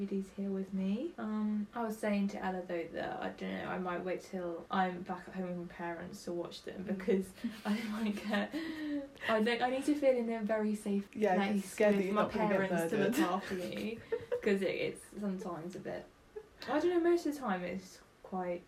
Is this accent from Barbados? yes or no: no; United Kingdom; we're British